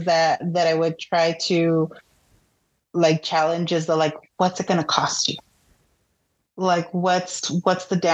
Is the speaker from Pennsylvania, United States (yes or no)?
no; Pico Rivera, California, United States; I grew up in Pico Rivera, which is like Southeast LA.